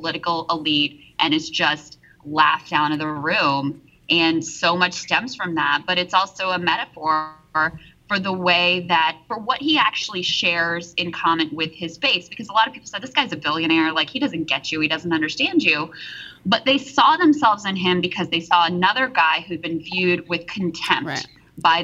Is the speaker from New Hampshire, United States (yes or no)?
no; rural Virginia, United States; also born or lived in East Liverpool, Ohio; I still live in my hometown in rural Virginia where there is really no broadband access. You know, I grew up in Red America